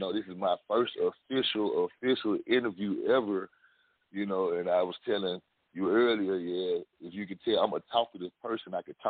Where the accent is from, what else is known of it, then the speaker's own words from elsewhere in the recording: Memphis, Tennessee, United States; I'm from Memphis.